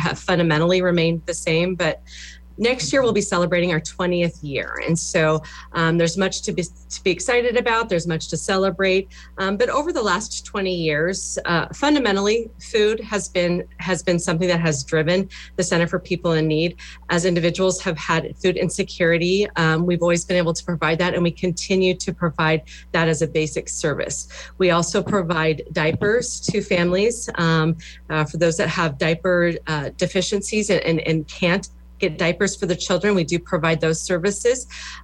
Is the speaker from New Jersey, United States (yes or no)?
no; Alliance, Nebraska, United States; moved away as an adult; now in Lincoln, United States; I grew up in Western Nebraska, Alliance, Nebraska.